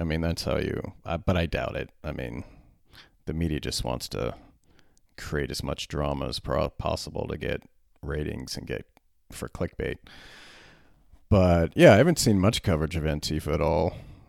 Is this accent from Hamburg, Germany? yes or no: no; Berlin, Germany; When I was 14, growing up in Berlin, I was a little fat kid, a little long-haired, red-headed fat kid.